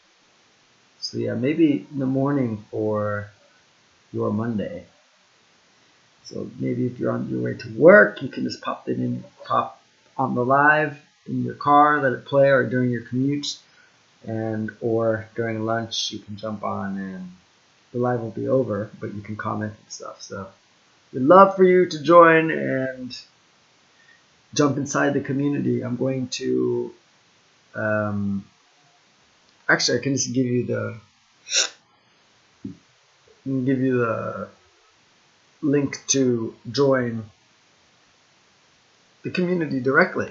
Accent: United States; I'm Jamaican Chinese and I was born in the US

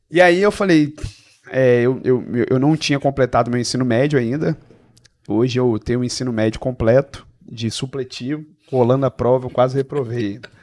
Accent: Serra, Espírito Santo, Brazil; Eu sou da Serra, vim de um bairro. É, o pessoal, quando escuta, fica bravo, mas é um bairro de periferia chamado Eldorado.

